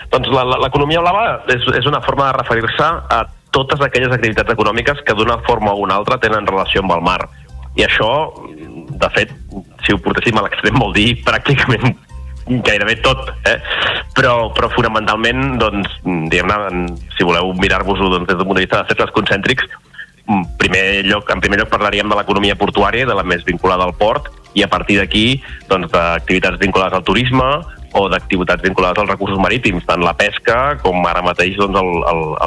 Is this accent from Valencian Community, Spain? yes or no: no; Reus, Catalonia, Spain; jo que sóc de Reus